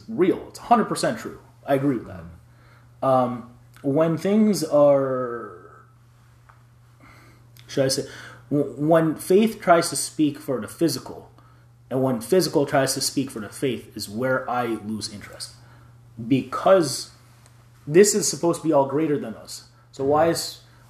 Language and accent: English; Atlanta, Georgia, United States; I grew up in Atlanta, Georgia, in the South